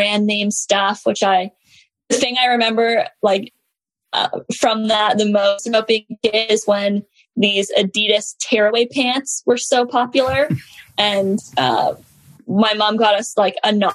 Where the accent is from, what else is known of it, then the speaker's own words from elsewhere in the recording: Canada; I grew up in Canada